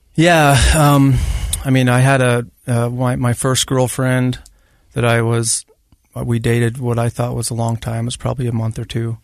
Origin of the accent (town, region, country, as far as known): Grantsville, Utah, United States; born or raised there